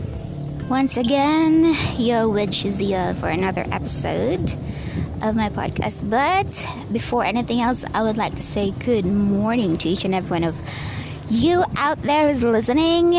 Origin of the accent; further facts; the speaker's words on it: Bohol, Central Visayas, Philippines; also born or lived in Dumaguete City, Negros Oriental; now in Dumaguete, Philippines; we are from Bohol. I'm just working here in Dumaguete.